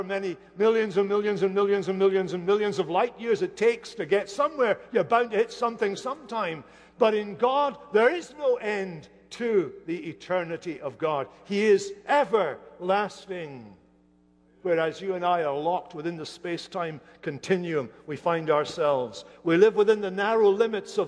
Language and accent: English; Hamilton, Scotland, United Kingdom; moved away; not far from Hamilton, where I grew up in Scotland